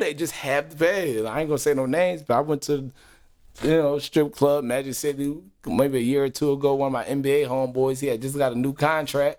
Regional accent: Philadelphia, Pennsylvania, United States; moved away; I'm, I'm originally from Philly

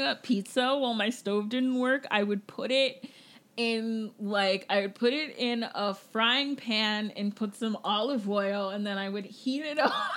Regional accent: Jamaica; I'm Jamaican

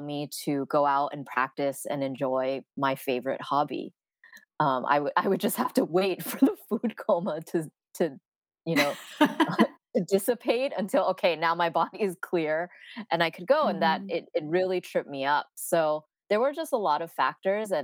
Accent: San Francisco, California, United States; I am born and raised in San Francisco, so very, you know, the Bay Area is my home

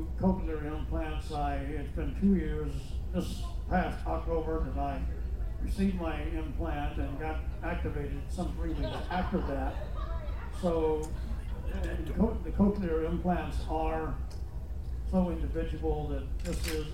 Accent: Loganville, Georgia, United States; I'm from Loganville, Georgia

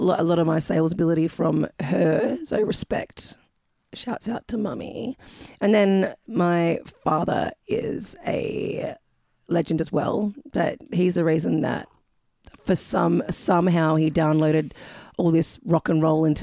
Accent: Adelaide, South Australia, Australia; moved away as an adult; also born or lived in Bondi, New South Wales / Louisville, Kentucky / Florida; now in Melbourne, Australia; I'm from Adelaide, South Australia

